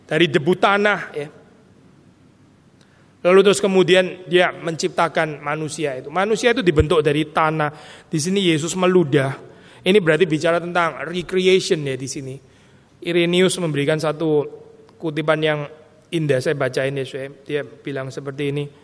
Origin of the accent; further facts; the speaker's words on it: Gempol, East Java, Indonesia; Dia dipijat di Gempol, kota kecil saya, Jawa Timur.